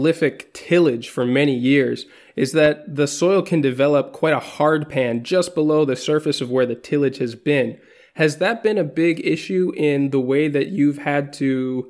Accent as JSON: {"language": "English", "region": "Midwest", "country": "United States", "tie": "born or raised there", "moved": "yes", "lives_now": "Spain", "said": "I'm located now in Spain, even though I grew up in the Midwest mostly."}